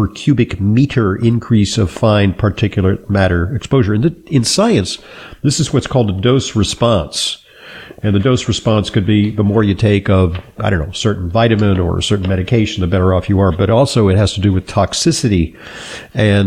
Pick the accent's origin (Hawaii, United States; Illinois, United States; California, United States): California, United States; Los Angeles; I grew up in Southern California, in the Los Angeles basin, and there were routine smog alerts